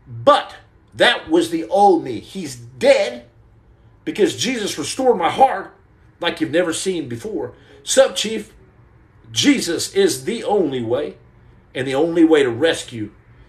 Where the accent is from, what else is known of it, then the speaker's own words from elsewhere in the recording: Muleshoe, Texas, United States; I'm from West Texas, Dr. Mac Daddy. I'm from Mule Shoe, Texas.